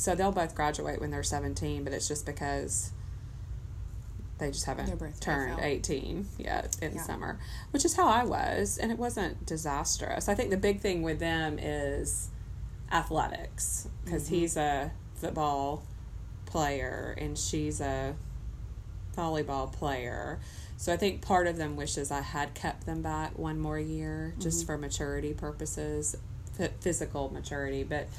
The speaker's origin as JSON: {"language": "English", "region": "Georgia", "country": "United States", "tie": "born or raised there", "moved": "yes", "lives_now": "Florida, United States", "said": "we lived in Georgia, so we still had change of seasons there as well."}